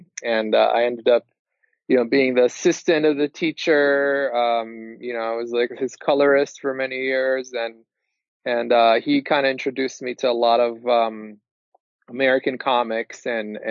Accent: Israel; moved away; I'm originally from Israel

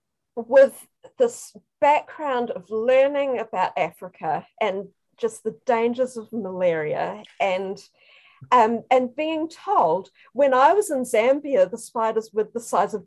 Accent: North Island, New Zealand; I grew up, I'm from New Zealand. I grew up in the North Island.

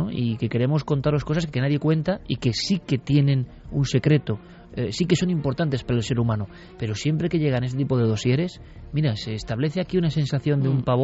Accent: Vitoria-Gasteiz, Basque Country, Spain; muy cerca de donde yo nací.

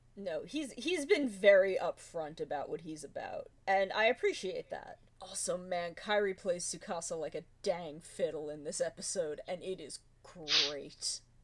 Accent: United States; as an American

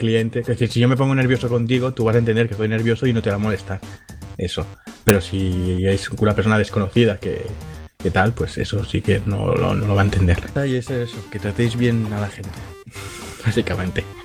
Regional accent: Catalonia, Spain; accent: Catalan; se me nota un poco que soy catalán

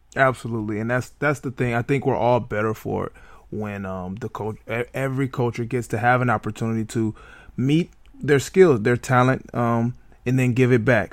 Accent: Detroit, Michigan, United States; my hometown lions

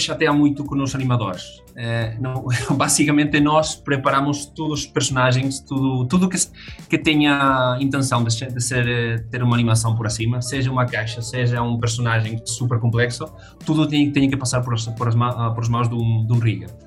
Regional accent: Madrid, Community of Madrid, Spain; Portuguese is a second language; moved away as an adult; now in Braga, Portugal; já sou quase adotado, adotado português morei toda a vida em Madrid, mas bom, ao final uh, mudámos tudo para, para Braga

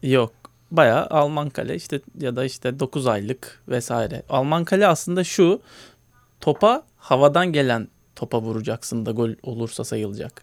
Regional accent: Istanbul, Turkey; hayatımın ilk 7 senesini Bakırköy'de geçirdim.

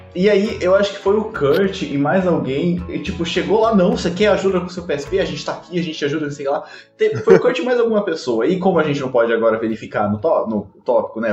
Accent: São Paulo, Brazil; now in Rio de Janeiro, Brazil; eu nasci em São Paulo, mas eu moro no Rio de Janeiro

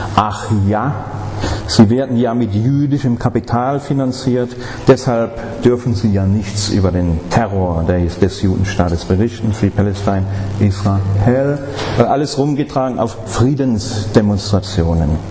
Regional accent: Stuttgart, Baden-Württemberg, Germany; Ich komme aus Stuttgart

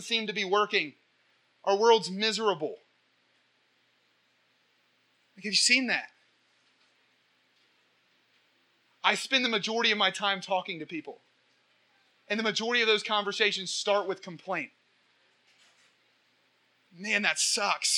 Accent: Portsmouth, Ohio, United States; accent: hick; And I'm from Portsmouth

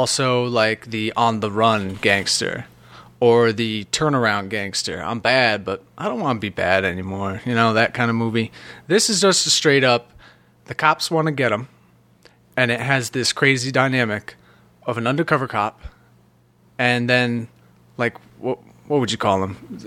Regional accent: New Haven, Connecticut, United States; accent: New England; I grew up, like, in the New Haven area, so they're a little more influenced by New York

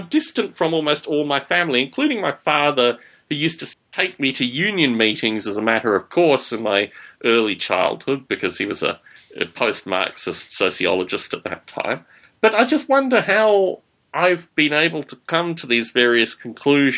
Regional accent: Australia; when I was growing up in Australia

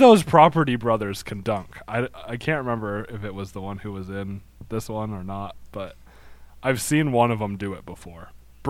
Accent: Wyoming, United States; I'm from Wyoming. Got to give a shout out to the motherland.

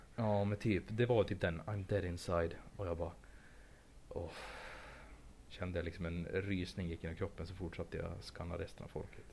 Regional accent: Sweden; jag är svensk

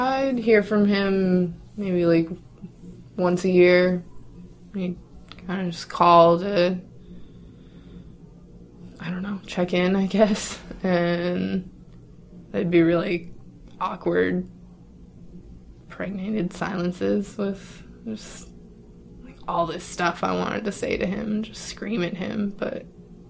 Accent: Spokane, Washington, United States; I'm from Spokane, Washington

